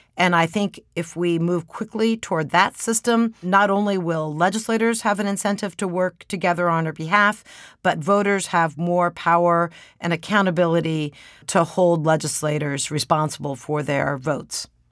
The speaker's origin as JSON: {"language": "English", "region": "Maryland", "country": "United States", "tie": "born or raised there", "said": "my home state of Maryland"}